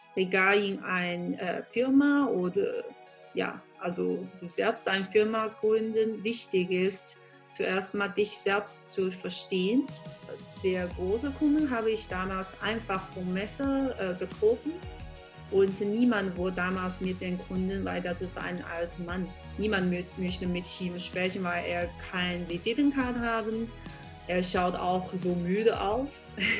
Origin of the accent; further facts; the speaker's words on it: Changzhou, Jiangsu, China; German is a second language; moved away as an adult; also born or lived in Beijing / Germany / Vienna; ganz, ganz typische, äh, traditionell chinesische Familie, äh, also in der Nähe von Shanghai. Das heißt, ähm, Jingtan oder Changzhou